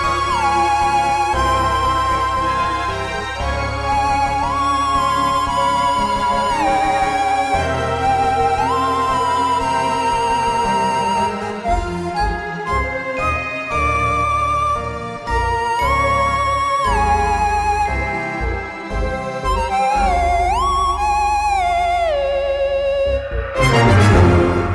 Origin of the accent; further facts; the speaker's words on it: Ashford, South East England, United Kingdom; I was born in Ashford in Kent, so that's just on the southeast coast of England.